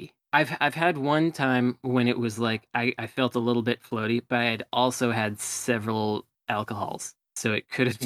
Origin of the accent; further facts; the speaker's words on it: Berkeley, California, United States; also born or lived in Oakland / Los Angeles; growing up in Berkeley and Oakland